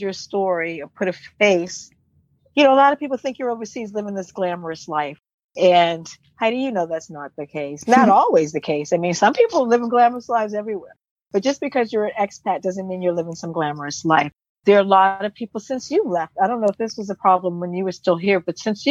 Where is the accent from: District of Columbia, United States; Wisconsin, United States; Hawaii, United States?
District of Columbia, United States; Washington; moved away as an adult; now in Sweden; I'm from Washington, D.C. and grew up in Washington, D.C. when it was called Chocolate City